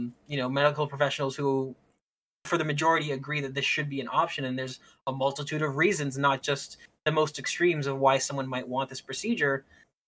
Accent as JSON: {"language": "English", "country": "Canada", "said": "I'm speaking as a Canadian"}